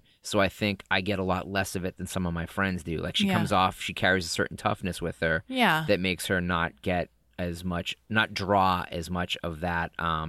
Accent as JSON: {"language": "English", "region": "Massachusetts", "country": "United States", "said": "I'm from Massachusetts, so I just lose ours all over the place."}